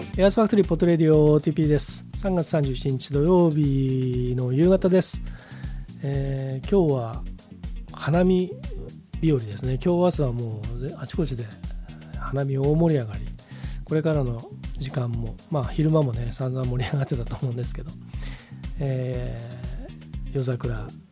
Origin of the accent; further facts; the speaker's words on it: Hamamatsu, Shizuoka, Japan; now in Nagoya, Japan; 僕がそのハーマス出身だっていうのは何回も言ってますけど